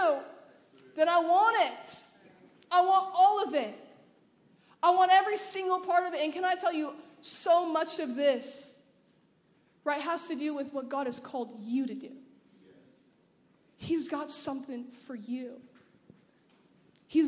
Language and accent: English; Anaheim, California, United States; now in Memphis, United States; I'm from Anaheim, California